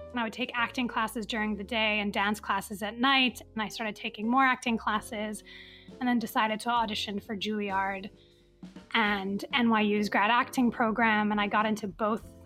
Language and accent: English; Dubai, United Arab Emirates; born or raised there; also born or lived in Riyadh, Saudi Arabia